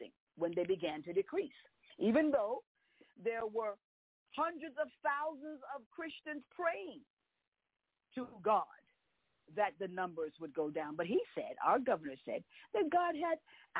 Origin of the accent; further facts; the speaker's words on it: New York, United States; I was born and raised in New York